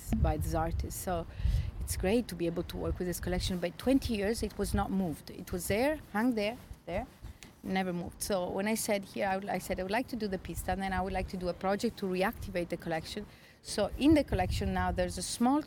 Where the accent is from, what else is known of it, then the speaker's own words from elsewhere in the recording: Trieste, Friuli-Venezia Giulia, Italy; also born or lived in United States / London / Berlin / Rome; now in Turin, Italy; I'm from Trieste, but I lived in the States, in London, Berlin, many years